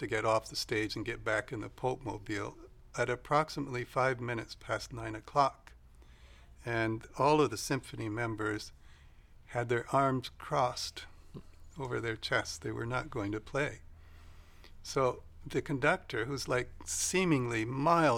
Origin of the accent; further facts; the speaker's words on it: Vancouver, British Columbia, Canada; also born or lived in northern Idaho, United States; these little hillbillies from Idaho ended up in Vancouver. And I went to school there